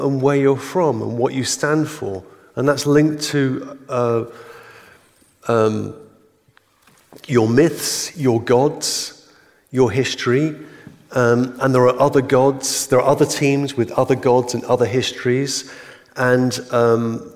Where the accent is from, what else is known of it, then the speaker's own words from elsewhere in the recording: England, United Kingdom; I'm English